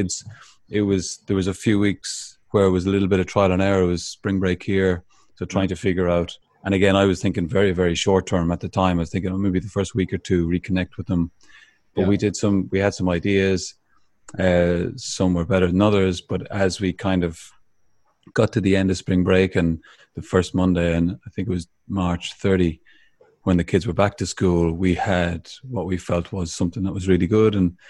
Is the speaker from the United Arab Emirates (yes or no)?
no; Ireland; growing up in Ireland